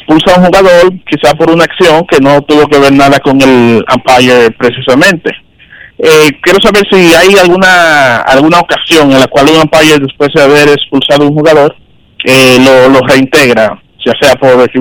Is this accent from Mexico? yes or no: no; Dominican Republic; also born or lived in Los Mina, Santo Domingo Este; no vivo en Herrera o en el sitio donde se va a desempeñar el acto, pero soy dominicano